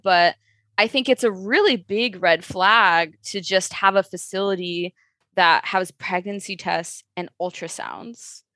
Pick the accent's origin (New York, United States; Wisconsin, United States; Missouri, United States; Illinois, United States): Illinois, United States; Chicago; I am from Chicago, born and raised.